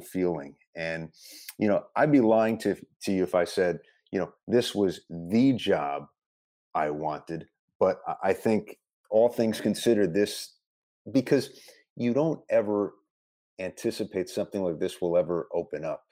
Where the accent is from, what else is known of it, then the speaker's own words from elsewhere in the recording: Westchester, New York, United States; I grew up in Westchester